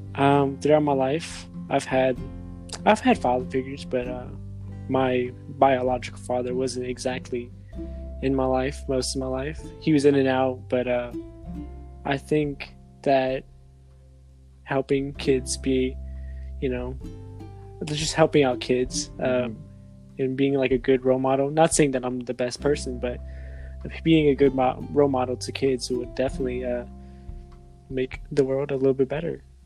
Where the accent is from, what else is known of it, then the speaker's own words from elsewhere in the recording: New Iberia, Louisiana, United States; also born or lived in Lafayette, Louisiana; I was raised in New Iberia. I was born in Lafayette, but raised in New Iberia